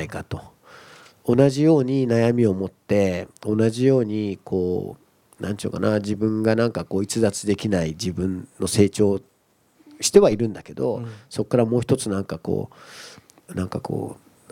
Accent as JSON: {"language": "Japanese", "region": "Kumamoto", "country": "Japan", "tie": "born or raised there", "moved": "yes", "said": "故郷の熊本"}